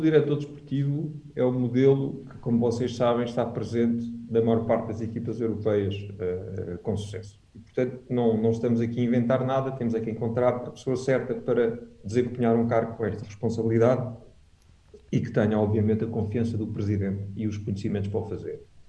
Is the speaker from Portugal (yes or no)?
yes; Alentejo, Portugal; also born or lived in France / United States / Switzerland; now in Lisbon, Portugal; cresci no Alentejo, depois vim viver para Lisboa